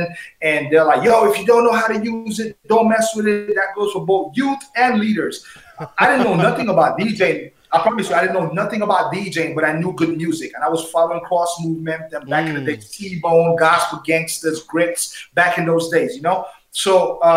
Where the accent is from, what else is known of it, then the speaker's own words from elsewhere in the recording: San Andrés, San Andrés, Providencia and Santa Catalina, Colombia; now in Miami, United States; I'm from this little tiny little piece of rock named San Andres. It belongs to Colombia. That's where I was raised. I was born in Miami, but raised there